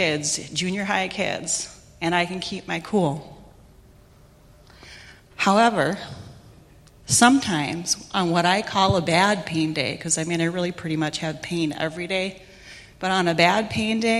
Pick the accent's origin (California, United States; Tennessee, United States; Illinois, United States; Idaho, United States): Illinois, United States; Chicago; I grew up in Chicago where there's a lot of crazy traffic, a lot of crazy people